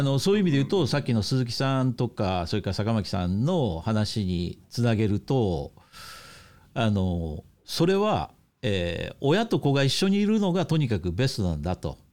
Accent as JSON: {"language": "Japanese", "country": "Japan", "moved": "as an adult", "lives_now": "Hong Kong", "said": "お母さんは香港人お父さんは日本人っていうね、まあ、私"}